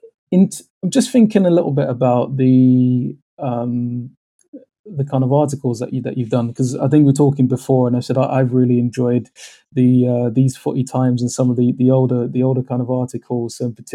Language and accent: English; London, United Kingdom; I'm from London